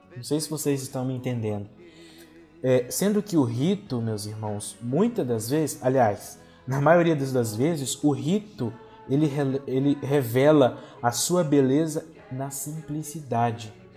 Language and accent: Portuguese; Linhares, Espírito Santo, Brazil; Eu venho lá da cidade de Linhares, da paróquia Santa Rita e da comunidade Nossa Senhora